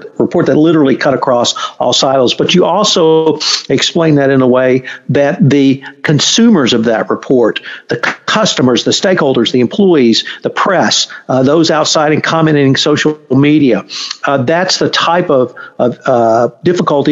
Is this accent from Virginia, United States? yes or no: no; Texas, United States